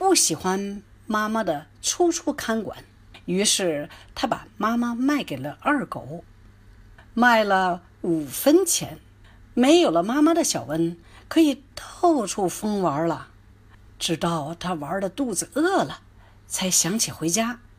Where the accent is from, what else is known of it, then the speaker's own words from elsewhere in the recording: Canada; 来自加拿大的英语教学专家、儿童文学作家